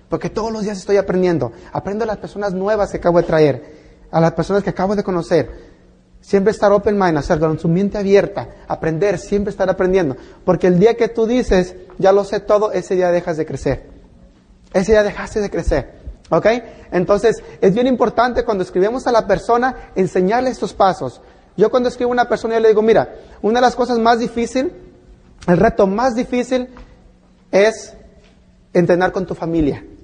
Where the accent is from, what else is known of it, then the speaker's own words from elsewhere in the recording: Mexico; now in United States; Yo vine de México a este país por el sueño americano, pero me encontré con las pesadillas.